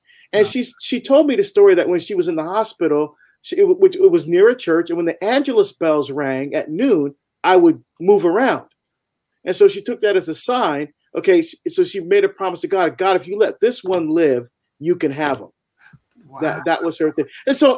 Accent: Barbados; now in United States; I'm actually from Barbados. I was born in Barbados in the West Indies, and my family are first generation to come to the United States.

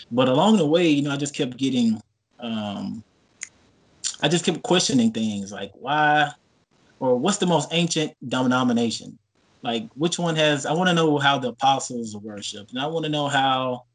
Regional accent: Humble, Texas, United States; I grew up in Humble outside of Houston

